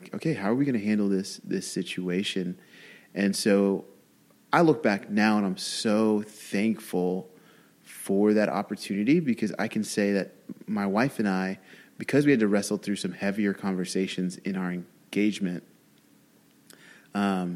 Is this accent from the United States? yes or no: yes; Louisiana, United States; I was raised in Louisiana